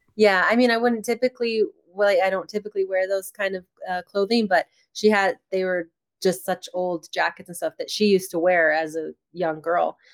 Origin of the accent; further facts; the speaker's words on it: Rocky Mountain House, Alberta, Canada; in my hometown in Rocky Mountain House